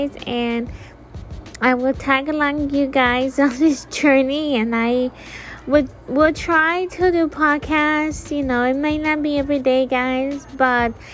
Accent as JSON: {"language": "English", "region": "Florida", "country": "United States", "said": "I'm leaving Florida, if you guys don't know, I'm from Florida"}